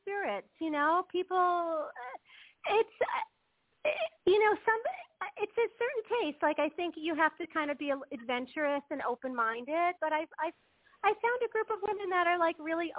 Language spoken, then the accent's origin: English; New York City, New York, United States; moved away as an adult; now in Ramat Beit Shemesh, Israel; I grew up in New York. I grew up in Brooklyn.